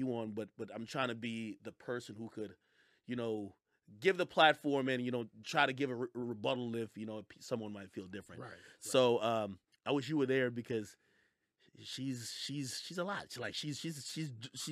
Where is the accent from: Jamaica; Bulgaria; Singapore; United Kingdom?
Jamaica; now in United States; I was born in Jamaica